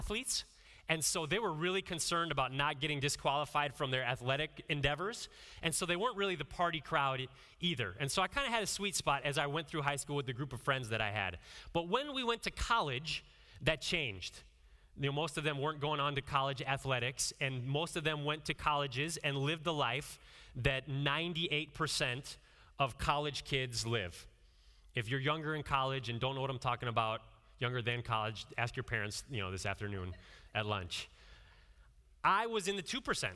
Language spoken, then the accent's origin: English; Northeast Ohio, United States; growing up in Northeast Ohio, I had a lot of interaction in Amish communities